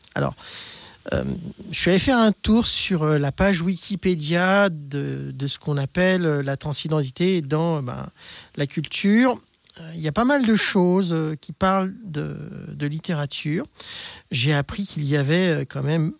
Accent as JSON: {"language": "French", "town": "Lyon", "region": "Auvergne-Rhône-Alpes", "country": "France", "said": "je suis lyonnaise, donc ben, j'ai fait toute ma transition à Lyon"}